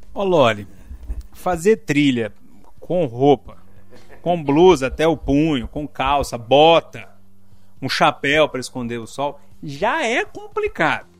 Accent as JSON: {"language": "Portuguese", "town": "Passa Tempo", "region": "Minas Gerais", "country": "Brazil", "tie": "born or raised there", "said": "quando eu era criança pequena lá em Passatempo"}